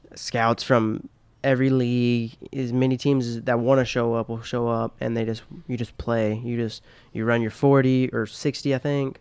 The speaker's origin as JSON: {"language": "English", "region": "Tennessee", "country": "United States"}